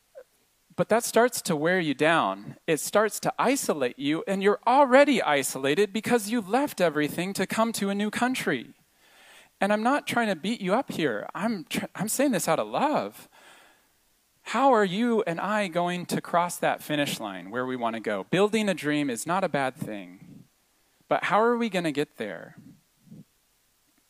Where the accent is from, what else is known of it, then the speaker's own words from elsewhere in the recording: United States; moved away as an adult; now in Montreal, Canada; I was the only American in the class